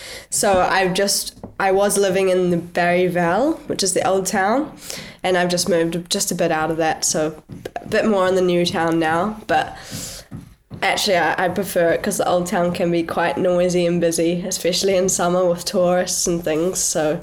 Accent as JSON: {"language": "English", "country": "New Zealand", "tie": "born or raised there", "moved": "as an adult", "lives_now": "Girona, Spain", "said": "I'm a hearty supporter and supported by my hometown peanut butter company, Pix Peanut Butter. So I haul that over from New Zealand every year as much as I possibly can."}